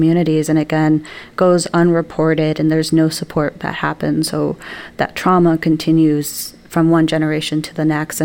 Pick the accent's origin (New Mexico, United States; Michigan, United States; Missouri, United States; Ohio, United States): New Mexico, United States; born or raised there; now in Wisconsin, United States